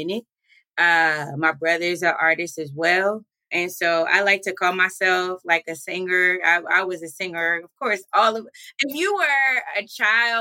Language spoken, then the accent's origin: English; Baltimore, Maryland, United States; moved away as an adult; also born or lived in Wilberforce, Ohio; now in Columbus, United States; I am from Baltimore, Maryland originally